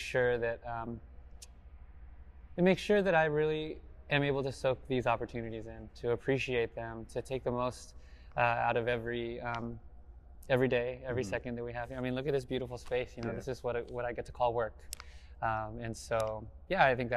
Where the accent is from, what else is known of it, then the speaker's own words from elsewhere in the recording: South Pasadena, California, United States; I grew up in South Pasadena